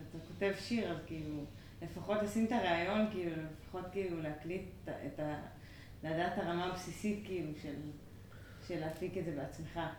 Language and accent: Hebrew; Jerusalem, Jerusalem District, Israel; גדלתי בכמה מקומות. כאילו, אזור קטמון, באקה, מושבה, אה, ארנונה.